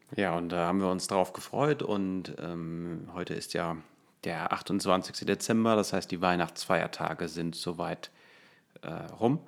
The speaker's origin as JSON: {"language": "German", "country": "Germany", "said": "als äh, Deutscher"}